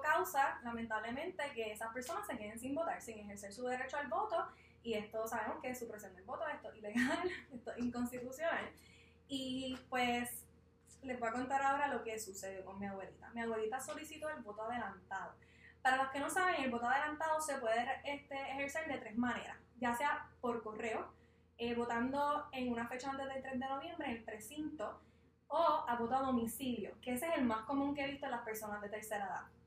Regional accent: Ponce, Puerto Rico; Yo soy de Ponce

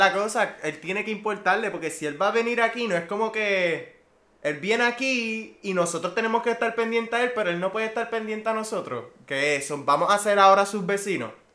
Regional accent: Puerto Rico; Aquí Puerto Rico no es tan diferente que la cultura como que americana

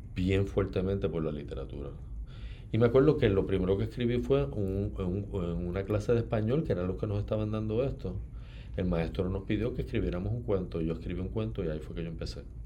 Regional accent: Ponce, Puerto Rico; moved away as an adult; also born or lived in United States; now in San Juan, Puerto Rico; nací en Ponce y viví toda la vida eh, en Ponce hasta, hasta los 18, que entonces fui a estudiar en Estados Unidos

